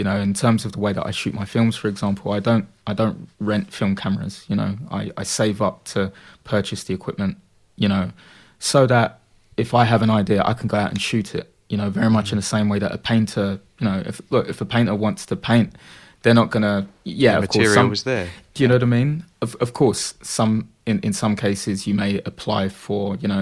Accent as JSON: {"language": "English", "region": "London", "country": "United Kingdom", "tie": "born or raised there", "also_born_or_lived": "Dagenham, Essex", "lives_now": "Purfleet, United Kingdom", "said": "I grew up in Bethnal Green"}